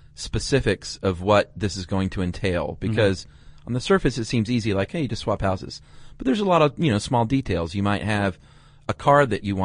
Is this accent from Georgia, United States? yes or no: yes; Atlanta, Georgia, United States; the charms of my hometown, because there are many charms in Atlanta.